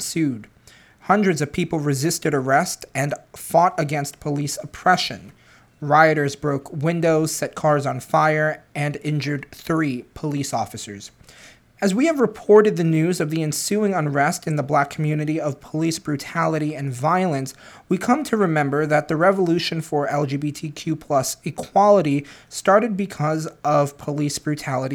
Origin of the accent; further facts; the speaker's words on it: New York City, New York, United States; as a New Yorker